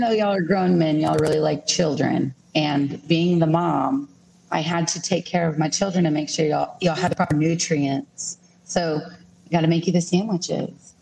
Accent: Beeville, Texas, United States; moved away as an adult; now in El Campo, United States; I'm originally from Beeville, but I recently moved to El Campo about three years ago

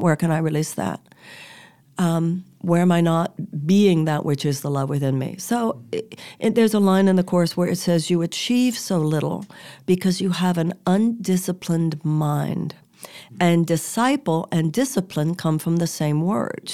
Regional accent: United States; we're American

